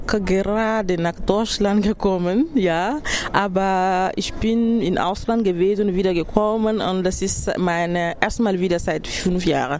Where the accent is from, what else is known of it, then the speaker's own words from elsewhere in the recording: Burkina Faso; German is a second language; moved away as an adult; now in Freiburg, Germany; meiner Heimat aus Burkina Faso